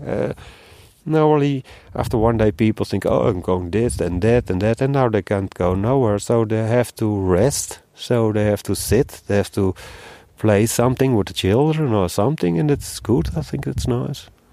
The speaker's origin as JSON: {"language": "English", "country": "Netherlands", "moved": "yes", "said": "I'm from Holland"}